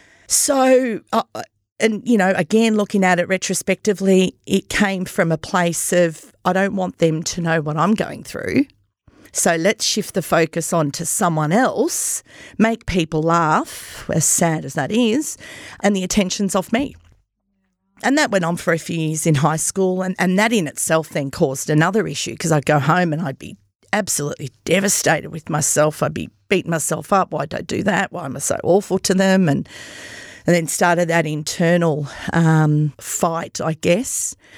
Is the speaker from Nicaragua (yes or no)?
no; Myrtleford, Victoria, Australia; So grew up in Myrtleford. I'm one of five children. My parents migrated from Italy.